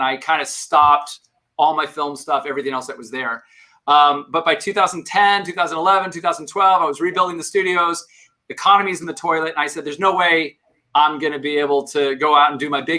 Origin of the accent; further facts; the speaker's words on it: Tucson, Arizona, United States; moved away; I grew up in Arizona